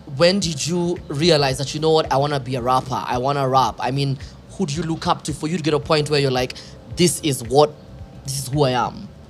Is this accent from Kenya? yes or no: yes; Kenya; I'm from Kenya.